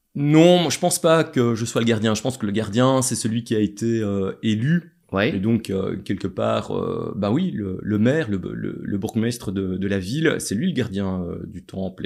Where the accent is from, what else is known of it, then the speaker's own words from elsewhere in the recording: Châtelet, Wallonia, Belgium; je viens de Châtelet